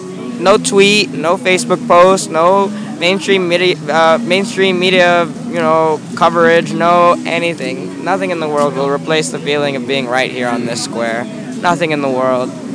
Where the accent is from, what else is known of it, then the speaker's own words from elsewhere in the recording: Washington, District of Columbia, United States; here in my hometown, Washington, D.C.